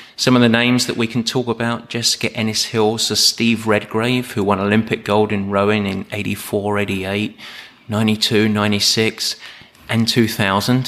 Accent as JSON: {"language": "English", "town": "Southend-on-Sea", "region": "East of England", "country": "United Kingdom", "tie": "born or raised there", "moved": "yes", "said": "I was born in South End in Essex."}